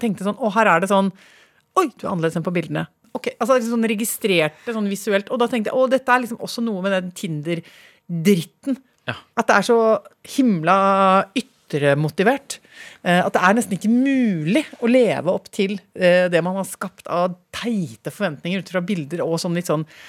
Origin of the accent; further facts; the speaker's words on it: Toten, Innlandet, Norway; da jeg vokste opp på Toten